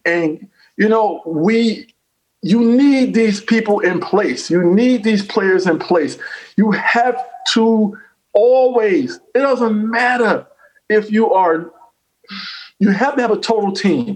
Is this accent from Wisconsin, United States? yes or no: no; North Carolina, United States; moved away; also born or lived in New York; I'm also a country boy from North Carolina